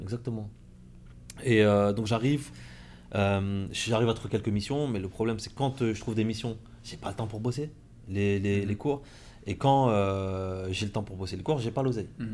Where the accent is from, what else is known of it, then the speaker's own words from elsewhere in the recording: Compiègne, Hauts-de-France, France; moved away; j'étais à Compiègne. Je suis né à Compiègne, mhm. j'ai fait mes études là-bas.